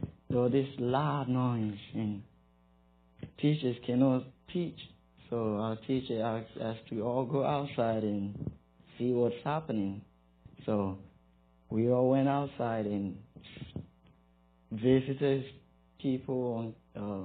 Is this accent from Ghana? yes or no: yes; Ghana; moved away as an adult; now in Greeneville, United States; I'm from West Africa, Ghana.